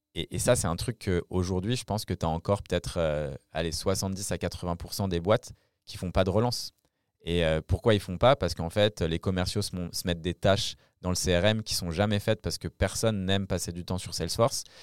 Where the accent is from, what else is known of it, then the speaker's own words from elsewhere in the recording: France; accent: French; mon accent français